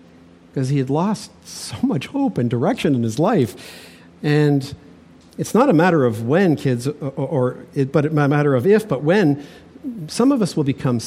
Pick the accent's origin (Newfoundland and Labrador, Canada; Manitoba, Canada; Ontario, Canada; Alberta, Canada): Ontario, Canada; Toronto; I had a friend I grew up with in Toronto